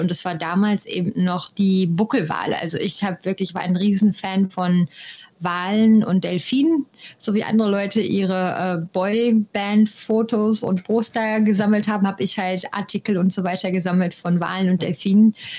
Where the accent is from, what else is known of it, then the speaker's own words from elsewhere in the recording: Germany; moved away as an adult; now in Costa Rica; bei uns in Deutschland